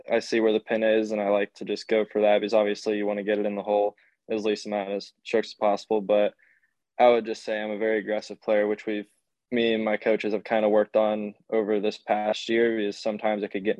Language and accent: English; Trinity, Florida, United States; I'm from Trinity, Florida, which is near the Tampa area